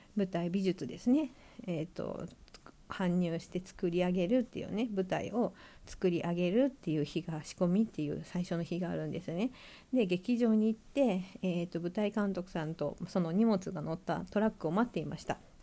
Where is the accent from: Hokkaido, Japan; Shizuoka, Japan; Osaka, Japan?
Hokkaido, Japan; Sapporo; moved away as an adult; also born or lived in Tokyo; 地元は札幌なんですけど札幌では取らずに、えーと、大学で東京に出てきて